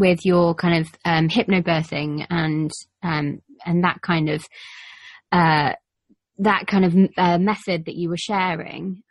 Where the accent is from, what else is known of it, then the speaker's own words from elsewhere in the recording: Cheltenham, South West England, United Kingdom; I'm from Cheltenham, and I teach a lot of like pregnancy Pilates